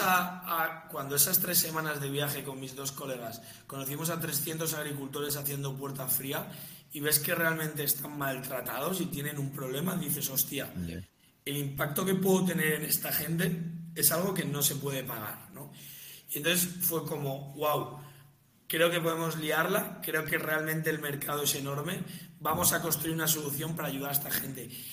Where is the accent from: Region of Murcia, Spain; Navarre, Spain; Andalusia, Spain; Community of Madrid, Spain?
Community of Madrid, Spain; Las Rozas; soy de Las Rozas